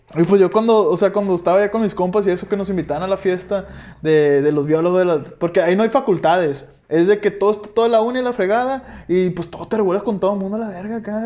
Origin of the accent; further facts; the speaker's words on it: Guasave, Sinaloa, Mexico; yo de donde soy de Guasave